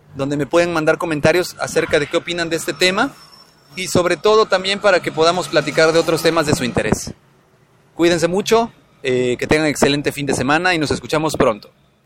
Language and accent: Spanish; Mexico; México, del cual me siento orgulloso de pertenecer